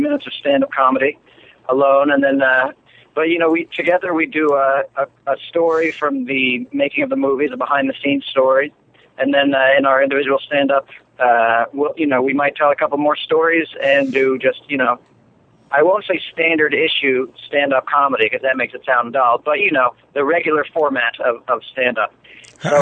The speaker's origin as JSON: {"language": "English", "town": "New York City", "region": "New York", "country": "United States", "said": "I'm from New York City"}